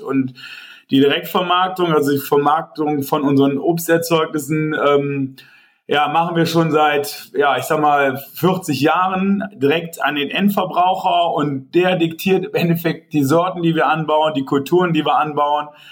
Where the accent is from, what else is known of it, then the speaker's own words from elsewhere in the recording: Tönisvorst, North Rhine-Westphalia, Germany; ich komme ja hier aus, aus Forst eigentlich gebürtig, hier aus Tönesforst